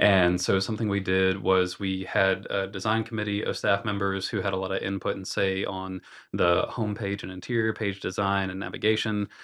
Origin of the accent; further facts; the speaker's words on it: Morganton, North Carolina, United States; went back to my hometown of Morganton, North Carolina